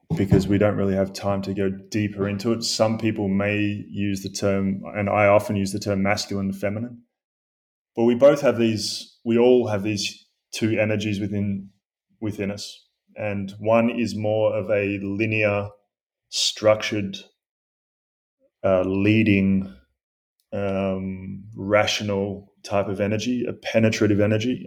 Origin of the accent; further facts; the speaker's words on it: Australia; I grew up in Australia